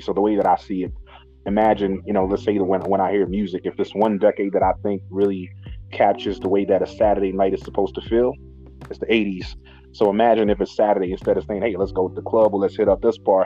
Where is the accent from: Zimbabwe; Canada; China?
Zimbabwe; also born or lived in Harare; now in United Kingdom; born and raised in Zimbabwe